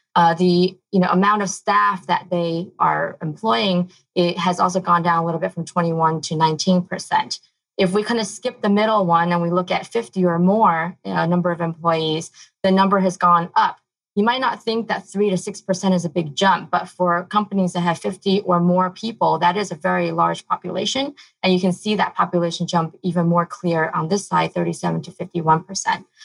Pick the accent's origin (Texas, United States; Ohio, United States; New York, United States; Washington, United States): New York, United States; moved away; I grew up in New York.